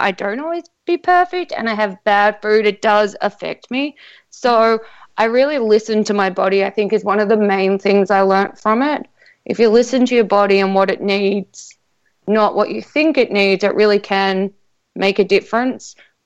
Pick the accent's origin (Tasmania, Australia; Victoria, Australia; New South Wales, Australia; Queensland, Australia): New South Wales, Australia; Sydney; accent: Australian; moved away; also born or lived in South Australia; I'm actually from Sydney